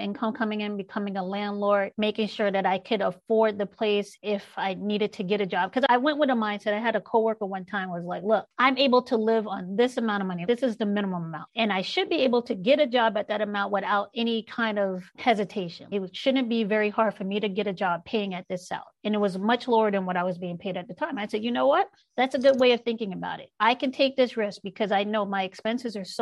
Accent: New York City, New York, United States; We grew up in South Jamaica, Queens, in New York City

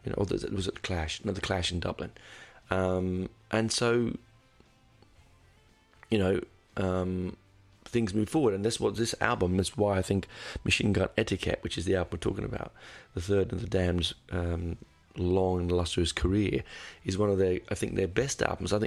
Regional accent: United Kingdom; being British

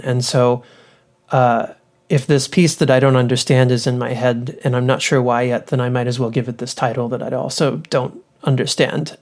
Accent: Louisville, Kentucky, United States; also born or lived in Austin, Texas; now in Ithaca, United States; I grew up in Louisville, Kentucky

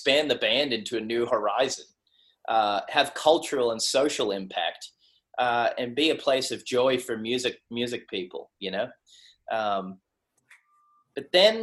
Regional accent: Sydney, New South Wales, Australia; I'm a kid from Western Sydney. I grew up in South Windsor, 2756

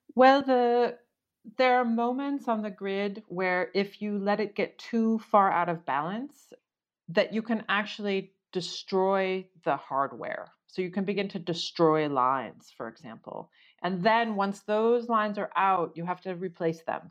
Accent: rural Oregon, United States; I grew up in Oregon, uh, rural Oregon

